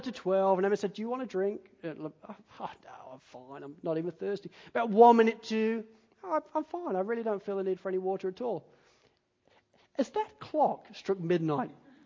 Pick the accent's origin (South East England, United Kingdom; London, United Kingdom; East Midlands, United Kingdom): East Midlands, United Kingdom; Spalding; moved away; I grew up in Spalding in Lincolnshire